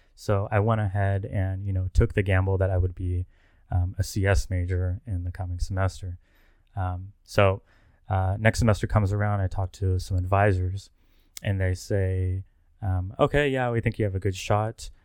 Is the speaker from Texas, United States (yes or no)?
yes; Plano, Texas, United States; also born or lived in College Station, Texas; I'm originally from Plano, Texas, which is a suburb of Dallas